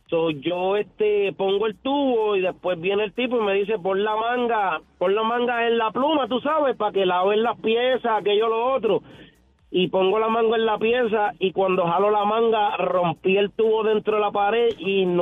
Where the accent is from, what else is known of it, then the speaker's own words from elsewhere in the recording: Puerto Rico; now in Tampa, United States; Este, mira, yo soy plomero, ¿verdad? Y, y me vine de Puerto Rico para, para Tampa a trabajar.